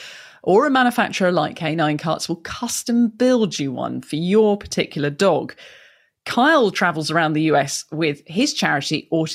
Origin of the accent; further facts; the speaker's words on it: United Kingdom; I am a Brit